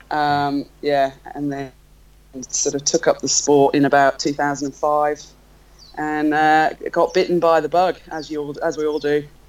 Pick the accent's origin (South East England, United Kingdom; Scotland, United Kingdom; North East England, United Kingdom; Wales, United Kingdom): Wales, United Kingdom; North; now in Melbourne, Australia; I live in Melbourne. I'm from North Wales in the UK originally